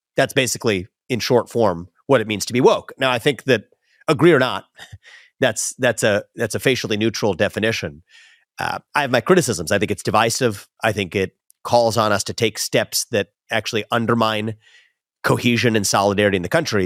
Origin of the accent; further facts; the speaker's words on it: West Chester, Ohio, United States; where I grew up in Westchester, Ohio